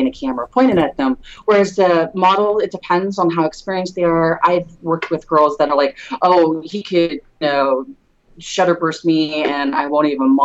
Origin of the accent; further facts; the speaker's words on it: Redwood City, California, United States; now in San Jose, United States; I was born and raised in Redwood City. I grew up there, and I'm in San Jose now